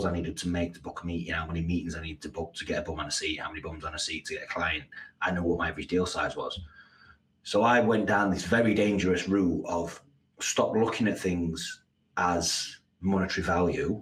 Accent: Yorkshire and the Humber, United Kingdom; moved away as an adult; also born or lived in Abu Dhabi; I'm from Yorkshire as well

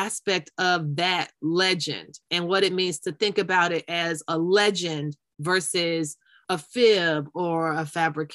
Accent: Florida, United States; where I grew up in Florida

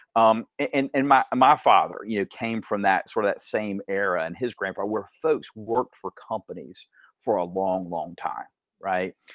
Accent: Dalton, Georgia, United States; also born or lived in Athens, Georgia; I was b-, born actually in Athens, Athens, Georgia. Um, w, we moved around a couple of times, but ultimately, you really grew up in Dalton.

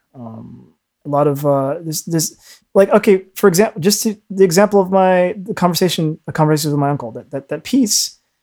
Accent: United States; I was born in the States

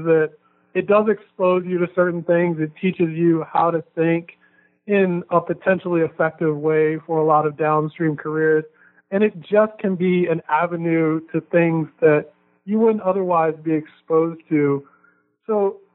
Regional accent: Baltimore, Maryland, United States; where I grew up in Baltimore City

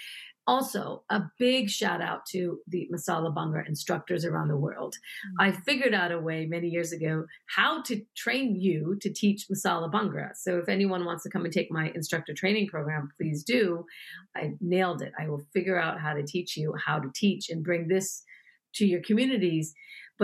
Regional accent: United States; also born or lived in New York; I was born in the United States, but I wanted him to know that I'm very proud to be an Indian woman living in the United States

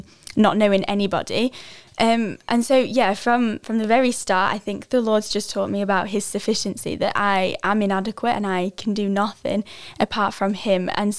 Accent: England, United Kingdom; so I came from England, which is 6 hours behind.

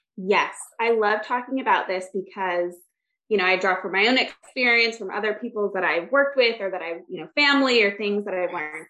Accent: Michigan, United States; now in Orlando, United States; I actually grew up in Michigan

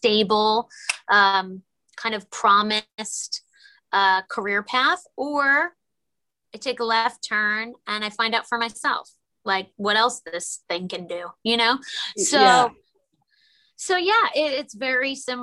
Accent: New York, United States; I'm a New Yorker

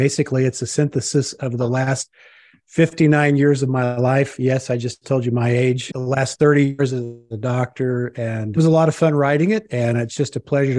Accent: Springfield, Missouri, United States; I was raised in Southwest Missouri, Springfield. A lot of folks know Branson, the Branson area. And it's one of the buckles of the Bible Belt.

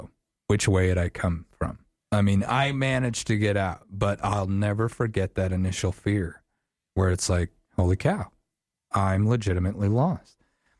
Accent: Wyoming, United States; I was walking in a forest that I grew up in over in Star Valley.

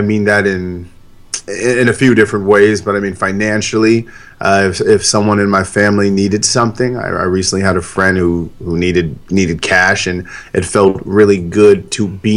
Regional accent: San Diego, California, United States; I was born and raised in San Diego, as were my parents

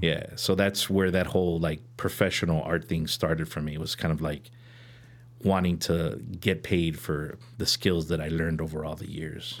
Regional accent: Chicago, Illinois, United States; I'm from Chicago originally, born and raised, um, born on, on the north side, uh, in Edgewater.

